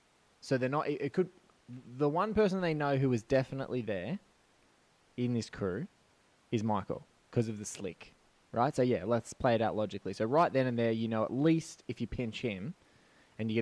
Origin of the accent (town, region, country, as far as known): Australia